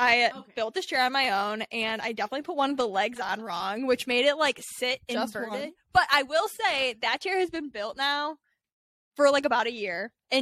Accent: Northeast Ohio, United States; moved away; I'm from Northeast Ohio, at least. I'm from up there.

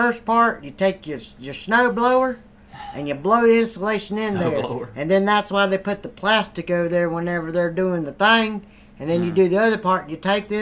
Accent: southern West Virginia, United States; now in North Carolina, United States; I'm from southern West Virginia.

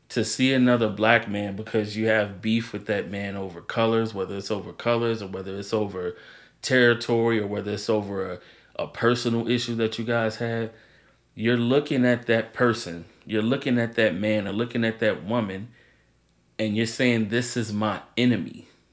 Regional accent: Maryland, United States; also born or lived in St. Louis, Missouri; I was born in St. Louis, lived there for 8 years, moved to Maryland

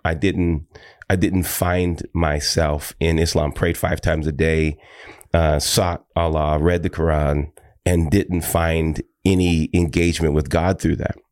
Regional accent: Tacoma, Washington, United States; also born or lived in Seattle, Washington; I am from Seattle, Washington. I was born in an area outside of Seattle called Tacoma, Tacoma, Washington

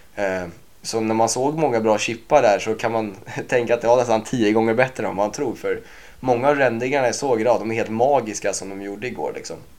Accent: Sweden; som svensk

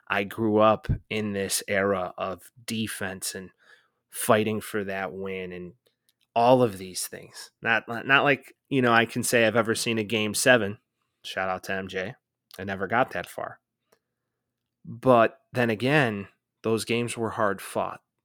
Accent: Chicago, Illinois, United States; growing up in the Chicagoland area

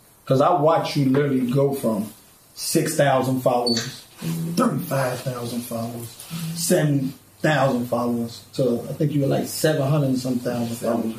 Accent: Chicago, Illinois, United States; Growing up in Chicago

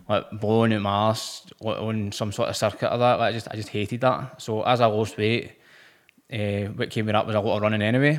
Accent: Motherwell, Scotland, United Kingdom; I'm from Motherwell.

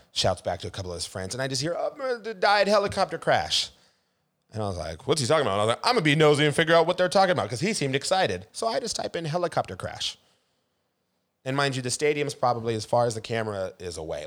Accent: Seattle, Washington, United States; born and raised in Seattle

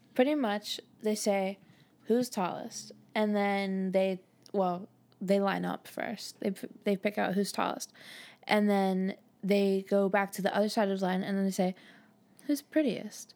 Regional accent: United States; I'm American

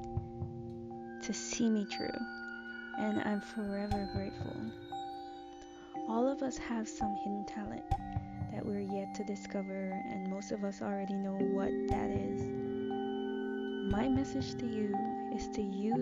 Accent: Agricola, Demerara-Mahaica, Guyana; I grew up in Guyana, which is located in South America. The neighborhood which I've lived most of my childhood and teenage years is called Agricola

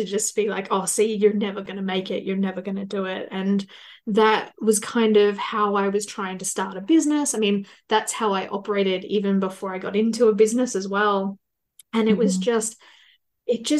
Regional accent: Australia; I am from Australia

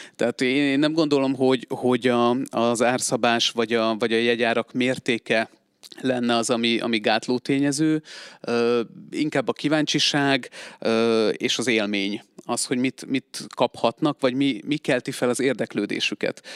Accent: Budapest, Hungary; moved away as an adult; now in Szeged, Hungary; én alapvetően budapesti vagyok

